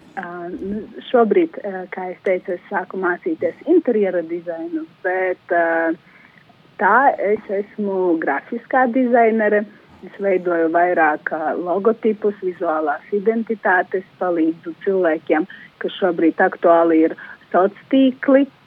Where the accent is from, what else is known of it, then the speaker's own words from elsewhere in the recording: Daugavpils, Latgale, Latvia; moved away as an adult; now in Rēzekne, Latvia; es no Daugavpils nāku